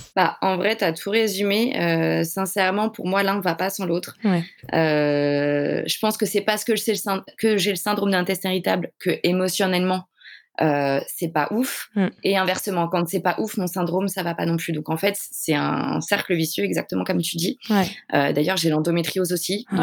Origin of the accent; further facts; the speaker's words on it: Paris, Île-de-France, France; Je suis de Paris.